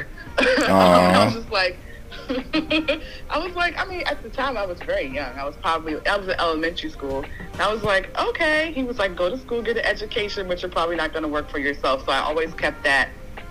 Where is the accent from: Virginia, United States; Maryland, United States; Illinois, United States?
Maryland, United States; I'm from Maryland